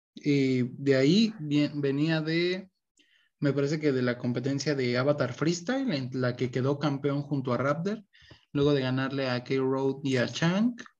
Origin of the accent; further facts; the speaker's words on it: Mexico; somos mexicanos